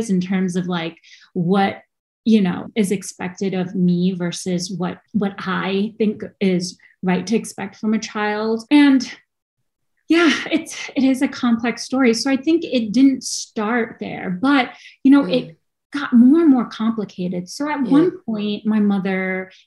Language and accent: English; New York, United States; lucky enough to grow up in America